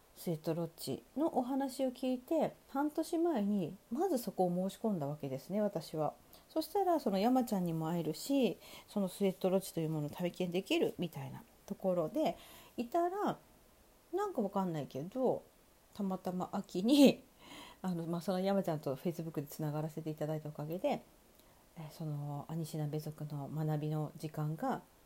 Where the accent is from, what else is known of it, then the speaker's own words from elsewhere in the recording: Sapporo, Hokkaido, Japan; moved away; 地元の札幌で開催した